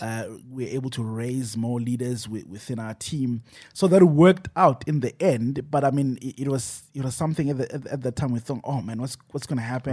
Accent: Johannesburg, Gauteng, South Africa; I'm from Joburg East

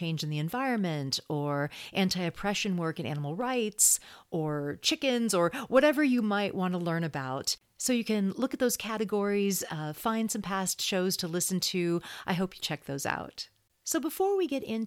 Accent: Texas, United States; I grew up in Texas. I went to school in Texas

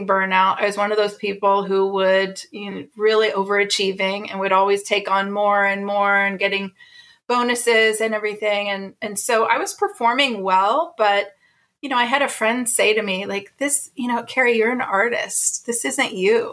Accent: Ohio, United States; moved away as an adult; also born or lived in California; I grew up in the Midwest in Ohio

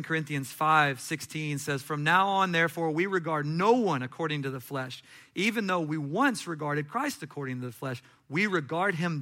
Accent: Katy, Texas, United States; I'm from Katy.

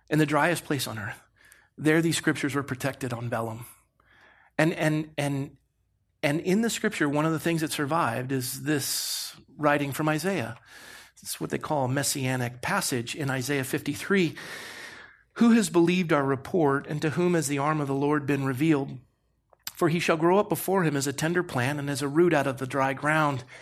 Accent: Coronado, California, United States; You know, I grew up in Coronado.

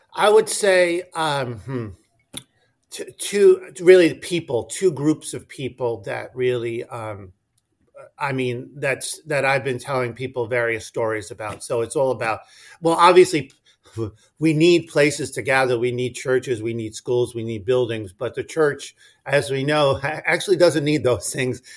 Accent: slightly north of New York City, United States; also born or lived in Washington D.C.; So I'm originally from New York, not New York City. My, my parents were from the Bronx, um, but I grew up slightly north of New York City

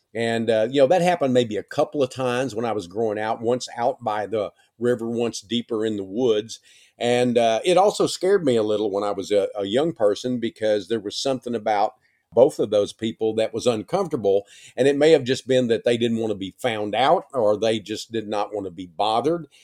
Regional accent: East Texas, United States; East Texas when I was growing up

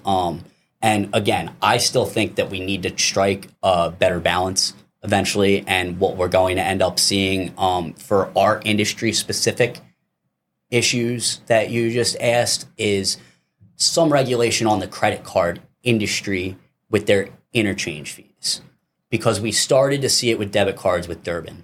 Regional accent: East Coast, United States; moved away; I'm originally from the East Coast

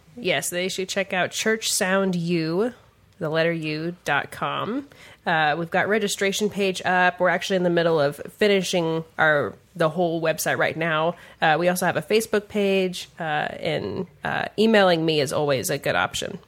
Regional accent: Kansas City, Missouri, United States; now in Kansas City, Kansas, United States; I was born on the Missouri side

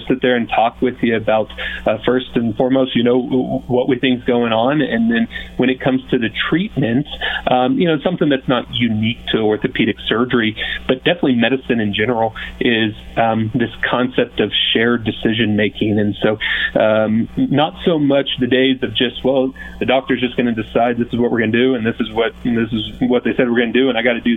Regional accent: Kansas, United States; moved away as an adult; now in Montrose, United States; I was born and raised in Kansas, just small town Kansas, kind of the central portion of the state.

